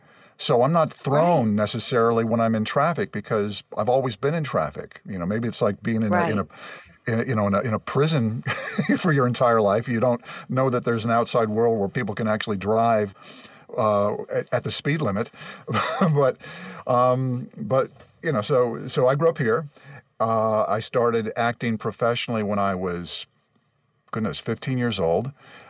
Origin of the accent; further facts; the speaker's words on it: Los Angeles, California, United States; Well, I grew up in Los Angeles, actually, the West San Fernando Valley.